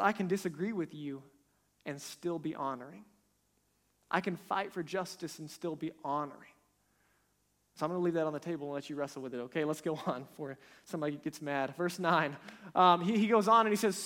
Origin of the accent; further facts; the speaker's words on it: United States; our nation, America